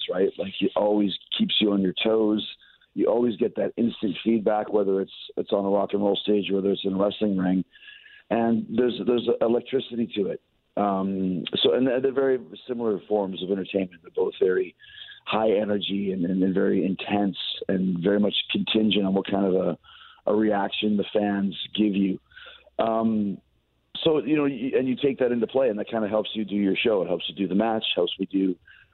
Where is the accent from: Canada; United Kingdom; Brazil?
Canada; Winnipeg, Manitoba; also born or lived in St. Louis; I am from Winnipeg